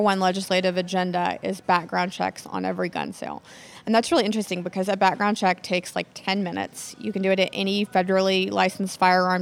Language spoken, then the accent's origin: English; Nacogdoches, Texas, United States; growing up in Nacogdoches